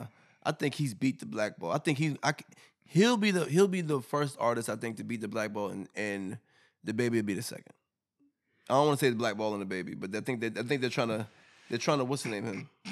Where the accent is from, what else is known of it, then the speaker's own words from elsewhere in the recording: New York, United States; I'm from New York